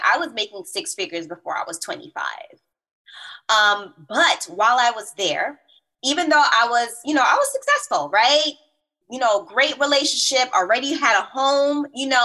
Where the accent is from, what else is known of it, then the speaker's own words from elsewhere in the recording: Roselle, New Jersey, United States; also born or lived in Bronx, New York / Newark, New Jersey; I am New York born, Jersey raised. So originally I'm from Bronx, New York